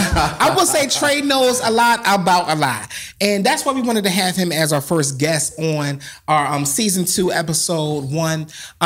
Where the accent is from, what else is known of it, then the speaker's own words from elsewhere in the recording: Philadelphia, Pennsylvania, United States; I am from Philly.